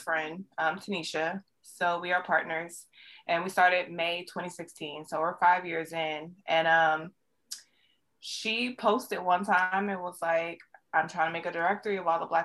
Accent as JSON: {"language": "English", "town": "San Diego", "region": "California", "country": "United States", "tie": "born or raised there", "also_born_or_lived": "Hayward, California", "said": "San Diego raised me. I've been out here forever, for years"}